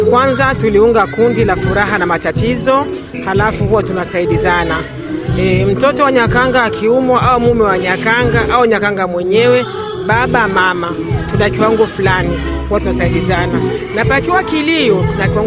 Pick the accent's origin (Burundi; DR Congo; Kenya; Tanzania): Burundi; Buyenzi, Bujumbura Mairie; E, sisi ni waswahili wa Buyenzi.